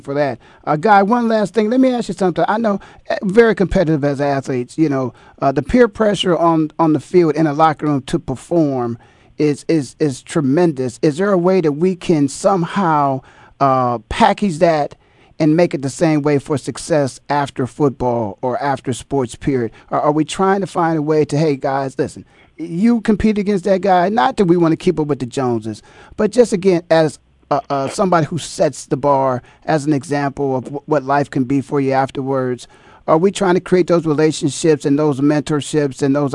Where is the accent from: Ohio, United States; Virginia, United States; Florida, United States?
Ohio, United States; Canton; my hometown of Canton, Ohio